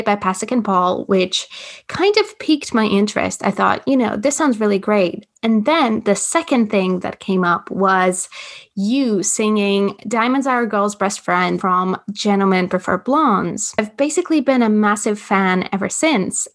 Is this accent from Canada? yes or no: no; Latvia; growing up in Latvia, we have an amazing theater scene